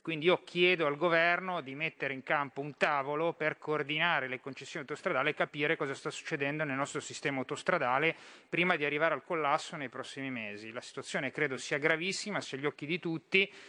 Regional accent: Genoa, Liguria, Italy; lo dico da genovese

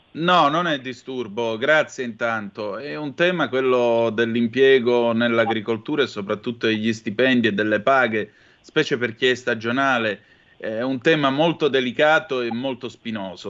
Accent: Vibo Valentia area, Calabria, Italy; dalle mie parti, lo sapete, c'è tonno Callipo, tonno Sardanelli

